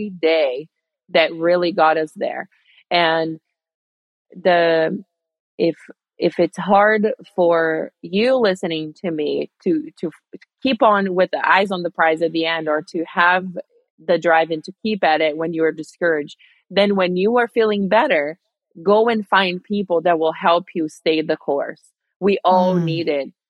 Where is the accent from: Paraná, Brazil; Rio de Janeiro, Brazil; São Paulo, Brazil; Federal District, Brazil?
Rio de Janeiro, Brazil; moved away; my hometown in Rio, Brazil